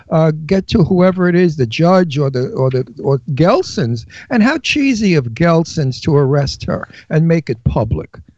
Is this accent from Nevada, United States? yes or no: no; New York City, New York, United States; you could tell I'm from Brooklyn.